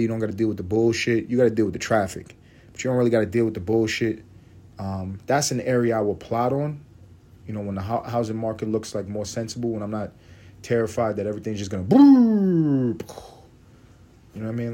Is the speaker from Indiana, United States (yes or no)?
no; New York City, New York, United States; moved away; I grew up in East Harlem